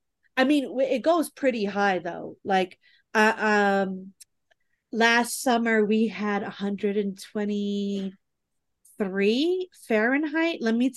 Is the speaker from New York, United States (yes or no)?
yes; New York City, New York, United States; moved away as an adult; now in Arizona, United States; I'm from the Bronx. I'm a Bronx, New York girl.